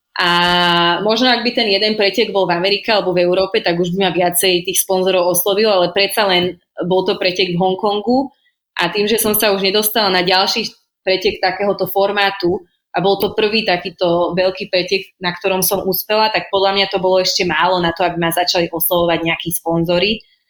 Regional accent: Slovakia; moved away as an adult; also born or lived in Shanghai, China; now in Hong Kong; som zo Slovenska

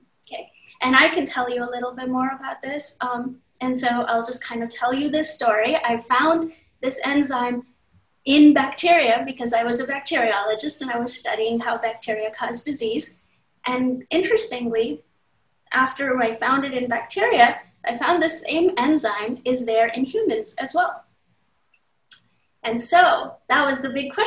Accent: India; moved away as an adult; also born or lived in Maryland, United States / California, United States; now in United States; I grew up in India. I came here in the middle of college.

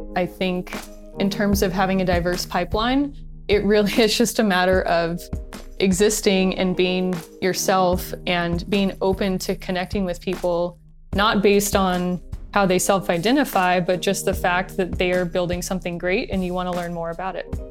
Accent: Long Beach, California, United States; when I was growing up in Long Beach

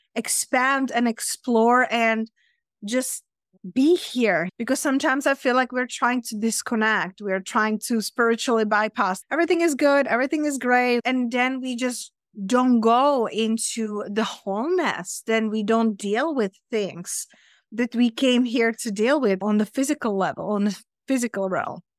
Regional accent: Czechia; English is a second language; moved away as an adult; also born or lived in London / Spain; now in Las Vegas, United States; I'm originally from Czech Republic, from center of the Europe, but I live in London and then I live in Spain.

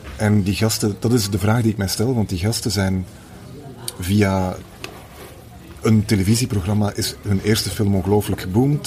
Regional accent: Flanders, Belgium; ik kom natuurlijk uit Vlaanderen

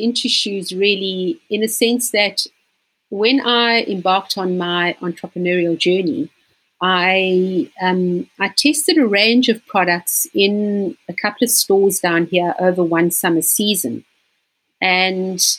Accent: Johannesburg, Gauteng, South Africa; moved away as an adult; now in Cape Town, South Africa; I actually was born in Johannesburg, which is also known as Gauteng. It's probably about 2,000 k's from here. And I moved down to Cape Town just after finishing school.

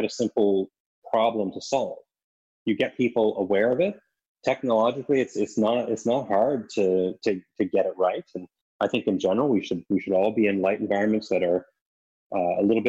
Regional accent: East Coast, Canada; moved away; When I was a little kid, I grew up in Canada on the East Coast

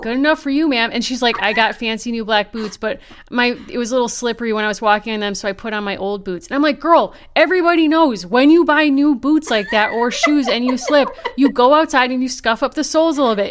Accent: Connecticut, United States; I'm from Connecticut.

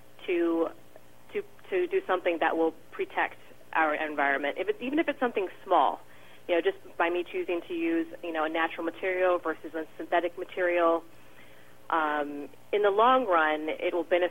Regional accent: San Diego, California, United States; where I grew up in San Diego

